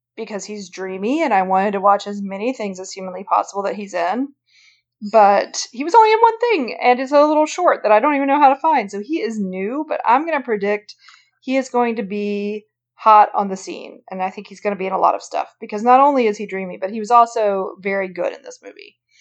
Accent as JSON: {"language": "English", "region": "the South", "country": "United States", "tie": "born or raised there", "said": "I grew up in the South where there was never snow on Christmas ever, ever, ever"}